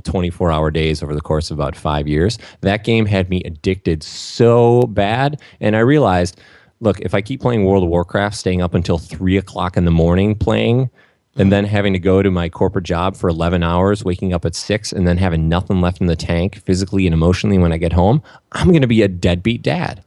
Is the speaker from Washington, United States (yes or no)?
no; Saint Paul, Minnesota, United States; I grew up in Saint Paul, Minnesota